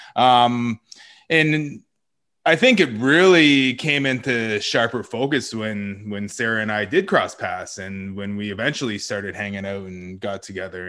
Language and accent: English; Wasauksing First Nation, Ontario, Canada; also born or lived in Toronto; after I was born, I uh, went back to the res, and that's where I grew up